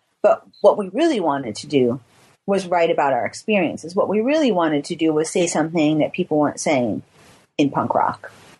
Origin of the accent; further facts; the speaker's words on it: California, United States; But, you know, we're from the Bay Area.